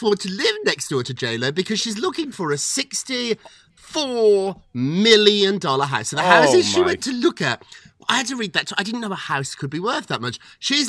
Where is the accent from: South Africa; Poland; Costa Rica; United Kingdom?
United Kingdom; as a Brit myself, I can tell you the NBA is very foreign to English people, to British people. We don't have anything like this in Britain.